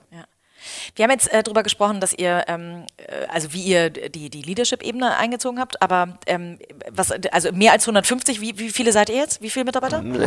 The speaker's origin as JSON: {"language": "German", "region": "Hamburg", "country": "Germany", "said": "ich als Hamburgerin"}